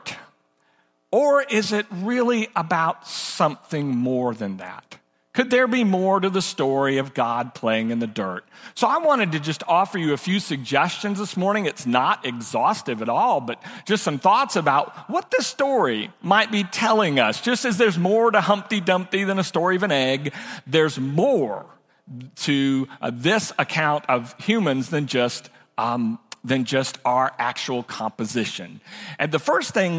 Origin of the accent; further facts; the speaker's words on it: Oakland, California, United States; I was born in Oakland, California, raised most of my life in cities